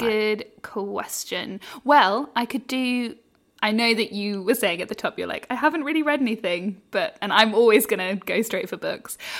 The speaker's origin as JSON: {"language": "English", "country": "United Kingdom", "moved": "yes", "lives_now": "Australia", "said": "as a British"}